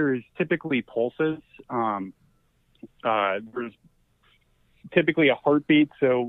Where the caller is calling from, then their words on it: Texas, United States; Hey, this is a red state. We're in Texas, baby.